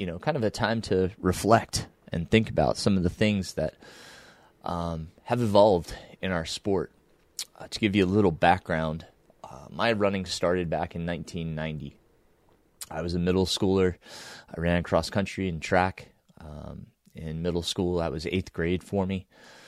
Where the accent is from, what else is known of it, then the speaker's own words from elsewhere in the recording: Middletown, New York, United States; I grew up in the Shawangunk Mountains in kind of southeastern New York, if you will, about an hour and a half northwest of Manhattan.